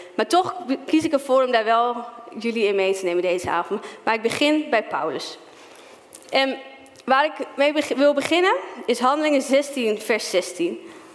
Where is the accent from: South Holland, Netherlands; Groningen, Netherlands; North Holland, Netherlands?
Groningen, Netherlands; Stadskanaal; moved away as an adult; also born or lived in Zwolle; now in Ermelo, Netherlands; Dus ik ben opgegroeid in de Pinkstergemeente in Stadskanaal